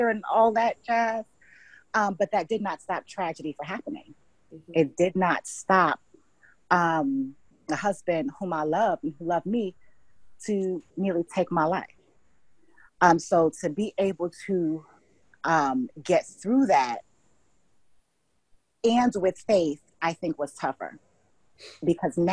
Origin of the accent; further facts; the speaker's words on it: Hartford, Connecticut, United States; moved away as an adult; also born or lived in New York / St. Lucia; now in Mississippi, United States; I'm originally from Hartford, Connecticut